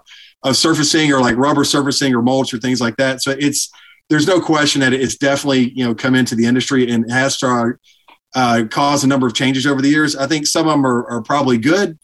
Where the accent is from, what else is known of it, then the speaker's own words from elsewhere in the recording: Alabama, United States; Grew up in Alabama